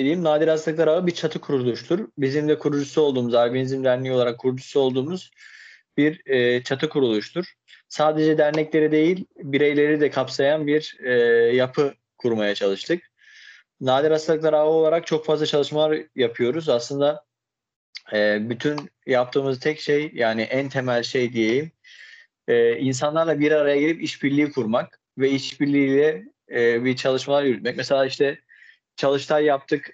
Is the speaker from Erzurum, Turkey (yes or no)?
yes; Erzurum, Turkey; moved away as an adult; also born or lived in Istanbul; ben 1994 yılında Erzurum'da doğdum. Daha sonrasında ise işte ilk öğretimi ve liseyi bitirdikten sonra İstanbul Hukuk Fakültesini kazandım